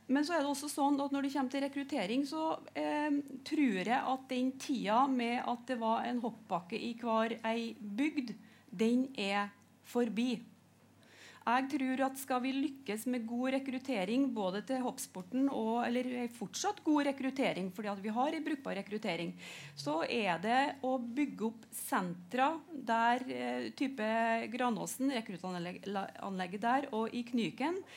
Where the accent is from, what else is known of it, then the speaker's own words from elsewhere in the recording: Hølonda, Trøndelag, Norway; Jeg kommer jo sjøl fra Høllanda